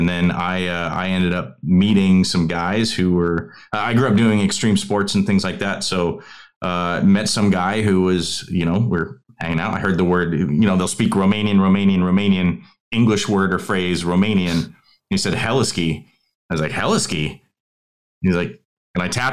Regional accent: United States; moved away as an adult; 20 years in the United States as an American

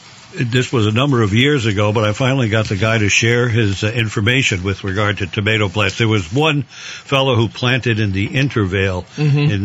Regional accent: New York City, New York, United States; moved away; Growing up in the Bronx

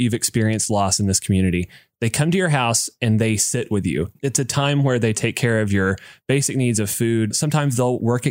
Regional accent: United States; a dude growing up in America

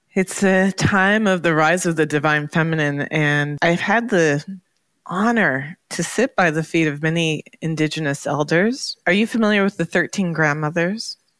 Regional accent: Toronto, Ontario, Canada; moved away; also born or lived in New York; growing up in Toronto

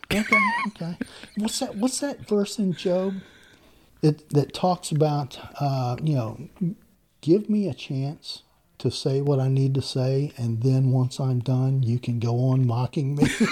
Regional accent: Macon, Georgia, United States; also born or lived in Savannah, Georgia; I was born in Savannah, Georgia, mm. raised in Macon, Georgia.

